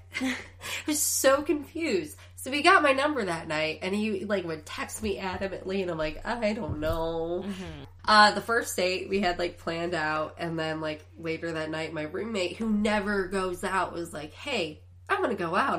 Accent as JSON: {"language": "English", "town": "Chicago", "region": "Illinois", "country": "United States", "tie": "born or raised there", "moved": "yes", "lives_now": "Los Angeles, United States"}